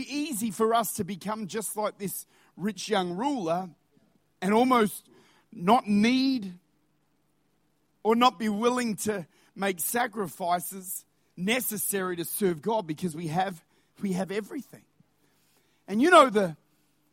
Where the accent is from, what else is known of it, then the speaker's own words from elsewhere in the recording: Australia; as Australians, we've got to understand that we actually do live with incredible privilege.